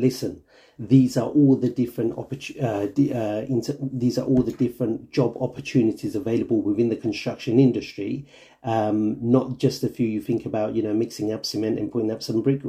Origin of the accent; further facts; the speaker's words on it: London, United Kingdom; I've been born and bred in Stratford, been educated down here through my school